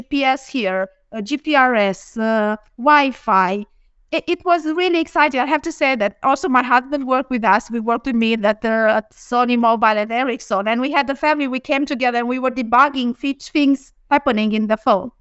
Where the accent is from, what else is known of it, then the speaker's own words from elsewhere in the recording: Romania; moved away as an adult; also born or lived in Bucharest, Romania / Denmark / Lund, Sweden; now in Sweden; I'm from Romania. I'm in Bucharest